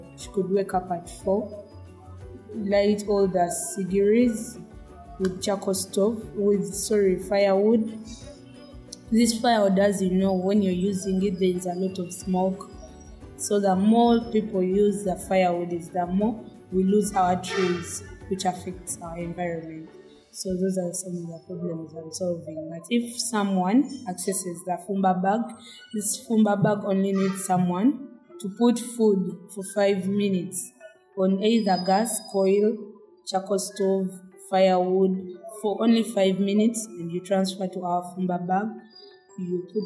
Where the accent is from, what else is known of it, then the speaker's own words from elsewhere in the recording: Kampala District, Central Region, Uganda; I come from Kamo Church, Senyetu, Kampala District